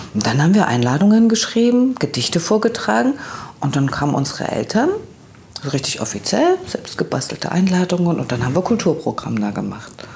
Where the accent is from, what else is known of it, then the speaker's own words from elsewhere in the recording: Leipzig, Saxony, Germany; moved away as an adult; also born or lived in Oberhausen; bei uns in Leipzig an der Penne